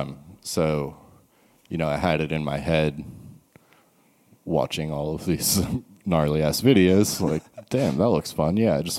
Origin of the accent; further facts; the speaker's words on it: Massachusetts, United States; born there; I was born in Massachusetts, so...